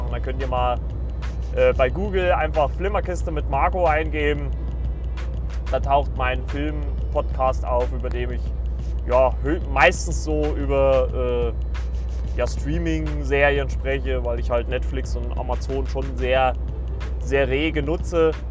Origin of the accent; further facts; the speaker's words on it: Saxony, Germany; born there; Also ich bin ja in Sachsen geboren und also ich würde nicht behaupten, dass ich einen sächsischen Dialekt habe.